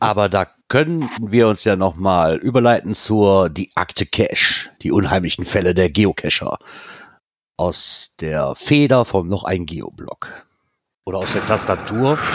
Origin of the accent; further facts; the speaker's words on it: Netherlands; Ich komme aus Holland.